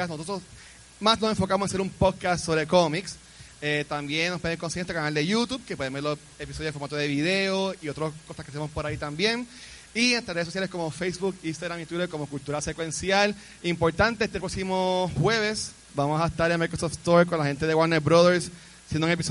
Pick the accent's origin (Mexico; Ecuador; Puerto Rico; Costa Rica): Puerto Rico; Carolina; soy de Carolina